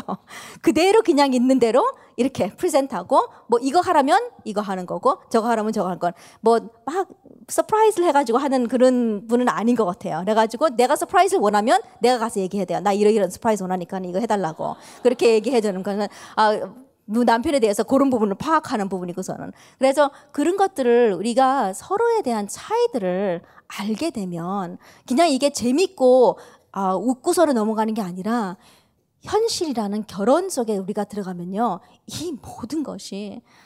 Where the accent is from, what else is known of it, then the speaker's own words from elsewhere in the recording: United States; 저도 한국 사람이지만 이제 미국에서 자랐다 보니까는